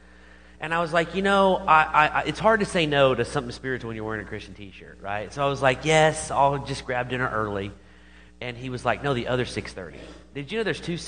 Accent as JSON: {"language": "English", "town": "Broken Arrow", "region": "Oklahoma", "country": "United States", "tie": "born or raised there", "said": "Born and raised in Broken Arrow, Oklahoma"}